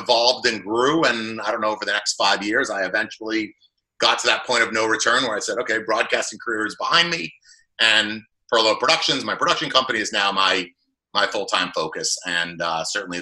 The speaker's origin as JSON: {"language": "English", "town": "Boston", "region": "Massachusetts", "country": "United States", "tie": "born or raised there", "moved": "as an adult", "lives_now": "New Jersey, United States", "said": "I grew up in the Boston area"}